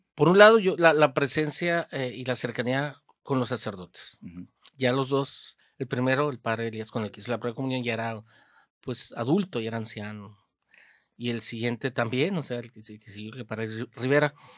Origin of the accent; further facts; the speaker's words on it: Hermosillo, Sonora, Mexico; also born or lived in Moctezuma, Sonora; de pequeño, de, unos 6, 7 años, pues mi familia eh, migró para acá, para Hermosillo. Y este, bueno, desde entonces, pues aquí ha sido Hermosillo la casa donde he crecido